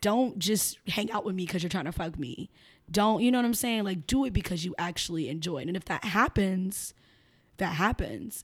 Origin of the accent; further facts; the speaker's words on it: Chicago, Illinois, United States; moved away as an adult; also born or lived in Miami; now in Philadelphia, United States; I'm from Chicago. I was born and raised in Chicago